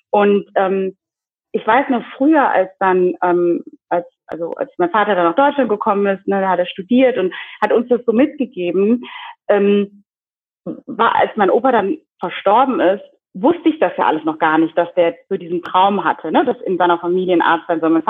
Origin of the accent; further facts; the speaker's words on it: DR Congo; ich meine, jetzt habe ich das ja gesagt, ich komme aus der Demokratischen Republik Kongo und ich glaube, dass auch ich also wie so einen neuen Meilenstein gesetzt habe in meiner Community